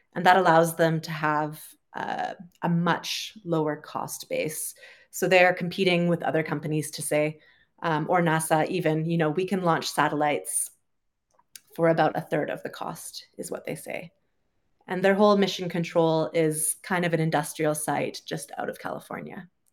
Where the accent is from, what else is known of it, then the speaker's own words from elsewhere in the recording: Canada; moved away as an adult; also born or lived in United Kingdom; I'm originally from Canada, uh, lived in the U K for a while, and currently I am traveling